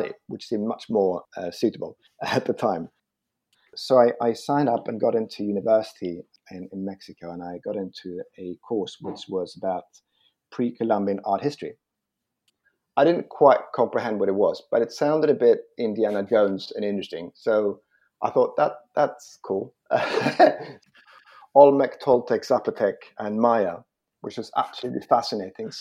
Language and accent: English; Malmö, Skåne, Sweden; now in London, United Kingdom; I grew up in Malmö, and I I grew up there, and it was great.